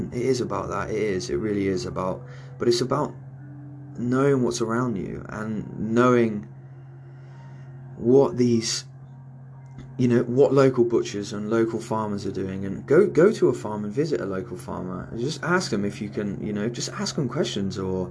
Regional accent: Cornwall, South West England, United Kingdom; I'm from Cornwall

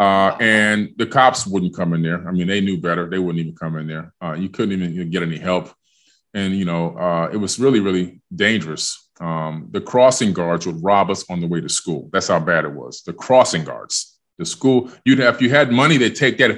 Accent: Miami, Florida, United States; also born or lived in New York City, New York; I was born in New York, and then my parents decided when I was only six, just about to turn seven, to move to Miami, Florida.

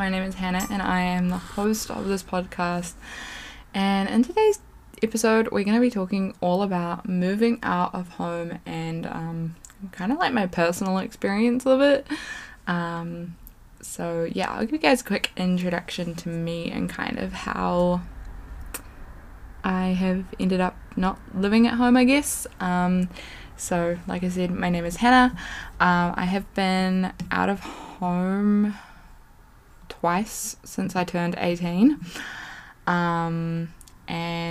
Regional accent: New Zealand; moved away as an adult; now in West Coast, New Zealand; I live on the west coast of New Zealand. I live like 3.5-4 hours away from my hometown

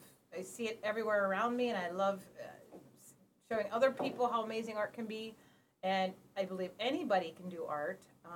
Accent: Pennsylvania, United States; moved away as an adult; also born or lived in Bangladesh; now in Washington, United States; Okay, I'm originally from Pennsylvania. I taught there for a few years, then went overseas to Bangladesh and taught, and ended up out here in Washington, and this is actually, I've been out here for about 20 years.

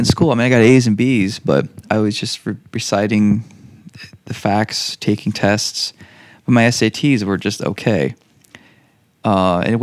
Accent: New England, United States; as a Irish Catholic in New England

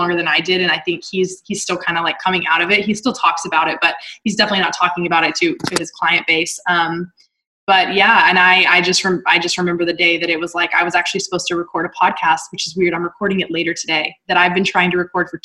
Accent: Texas, United States; moved away as an adult; also born or lived in Dallas / Utah; Dallas wasn't my hometown when I was living there, but Texas as a whole

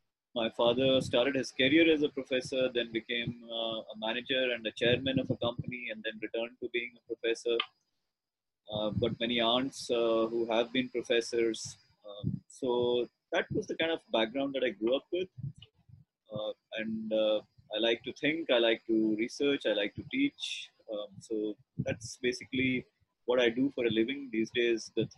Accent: Ranchi, Jharkhand, India; also born or lived in Patna / Jamshedpur / Coimbatore / Lucknow; So I was born in Patna, grew up in Ranchi, Jamshedpur, Coimbatore, Lucknow.

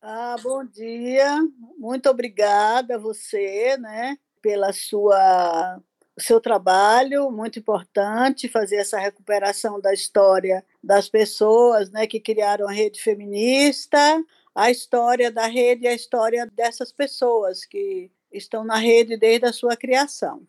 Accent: Salvador, Bahia, Brazil; also born or lived in Teofilândia, Bahia; com seis anos eu saí dessa cidade, seis, sete anos saí dessa cidade para vir estudar em Salvador

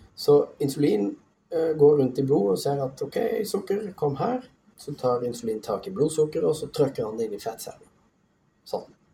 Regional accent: Tromsø, Troms, Norway; jeg vokste opp i Tromsø

